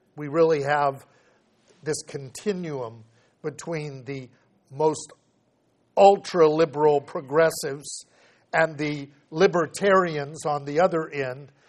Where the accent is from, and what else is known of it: United States